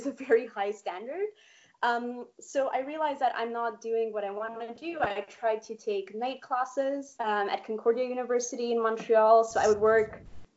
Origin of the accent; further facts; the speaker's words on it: Poland; moved away; I was born in Poland